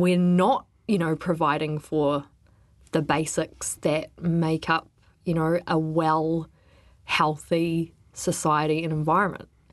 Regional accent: Wellington, New Zealand; I grew up in Wellington

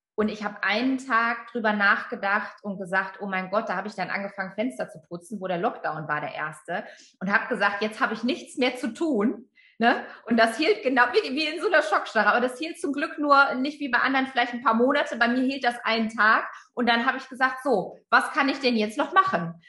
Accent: Friesland, Lower Saxony, Germany; ich bin in Friesland aufgewachsen

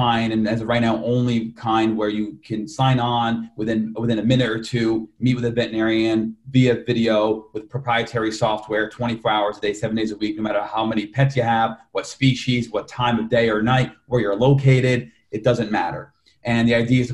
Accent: Yonkers, New York, United States; I was born in Yonkers, New York

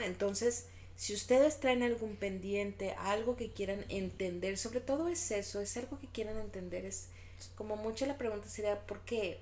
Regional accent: Guadalajara, Jalisco, Mexico; somos de Guadalajara, estamos en Guadalajara

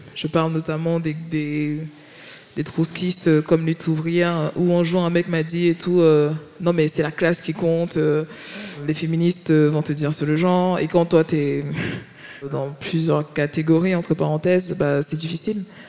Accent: Paris, Île-de-France, France; moved away as an adult; now in Marseille, France; je viens de Paris

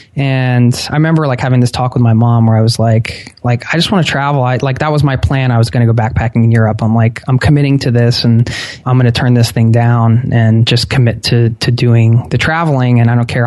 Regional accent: outside of Philadelphia, Pennsylvania, United States; I grew up outside of Philadelphia

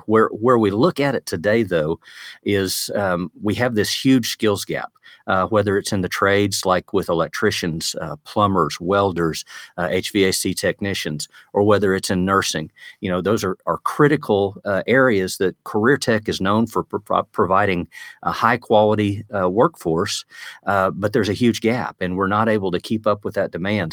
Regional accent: Woodward, Oklahoma, United States; Woodward, Oklahoma, which is my hometown out in the northwest part of the state

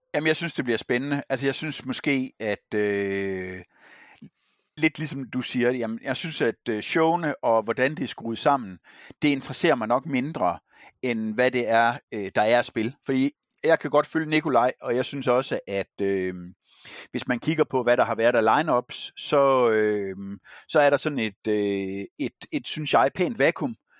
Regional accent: Herning, Central Denmark Region, Denmark; moved away; min fødeby

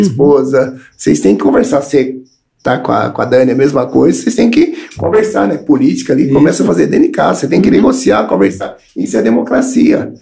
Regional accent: Paulínia, São Paulo, Brazil; cresci ali no Morumbi, né? Morumbi, é.

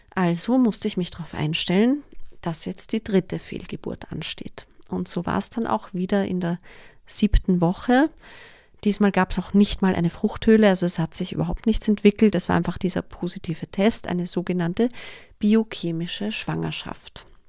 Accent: Vienna, Austria; Ich komme aus Wien, wie sich wahrscheinlich nicht überhören lässt, und ich lebe auch mit meinem Mann in Wien.

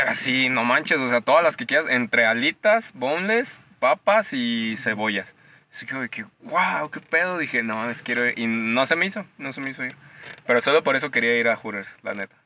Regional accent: Mexico; Como buen mexicano

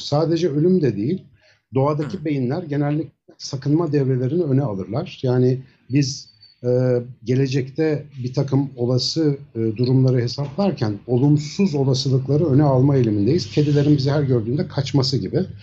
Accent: Ankara, Turkey; also born or lived in Samsun; 1972 Ankara doğumluyum. Bütün eğitim hayatım Hacettepe Biyoloji'den mezuniyete kadar Ankara'da geçti

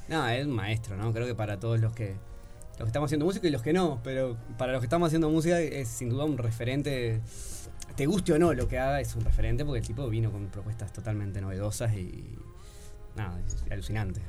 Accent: Progreso, Canelones, Uruguay; also born or lived in Montevideo; Yo soy de Progreso, de Canelones

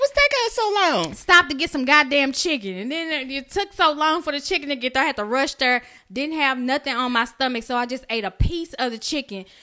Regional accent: Oak Cliff, Texas, United States; I'm from Oak Cliff.

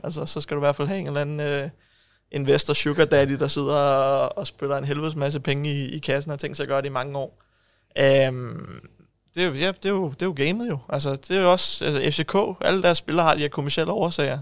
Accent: Ishøj, Capital Region of Denmark, Denmark; jeg er født og opvokset i Ishøj

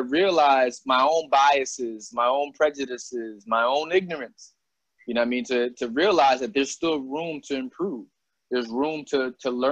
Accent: Albany, New York, United States; moved away as an adult; growing up in Albany

